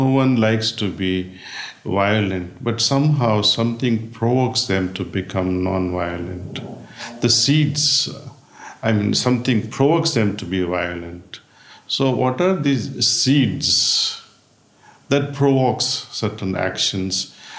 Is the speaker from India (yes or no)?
yes; India; born there; moved away; also born or lived in United States; I spent most of my life in the United States. And now I'm spending time in India. I was born in India, actually.